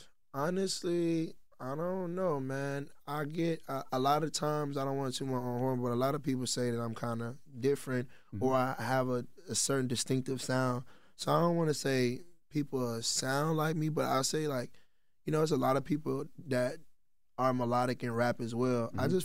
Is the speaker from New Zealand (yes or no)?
no; Texas, United States; I'm from Texas as well.